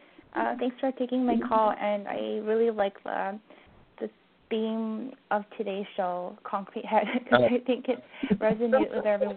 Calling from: Vancouver, British Columbia, Canada; from Vancouver.

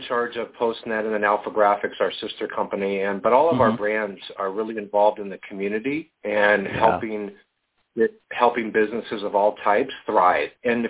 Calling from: Colorado, United States; Just north of Denver, Colorado.

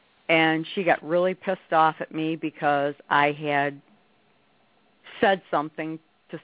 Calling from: Rogers City, Michigan, United States; Roger City, Michigan.

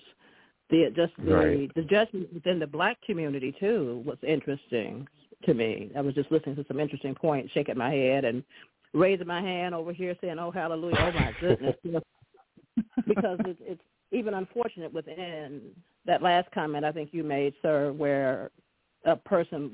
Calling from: Detroit, Michigan, United States; I'm calling from the Detroit area.

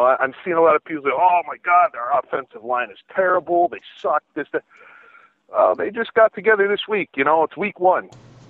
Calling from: Scranton, Pennsylvania, United States; Hi, I'm …. I'm from Scranton, Pennsylvania area.

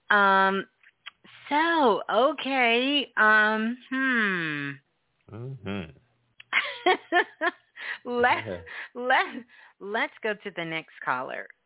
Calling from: Denver, Colorado, United States; I'm calling from Denver.

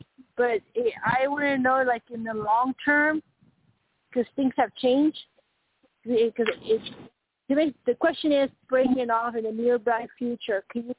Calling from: Colorado, United States; I'm Colorado, and I've heard y'all through the years with Carl

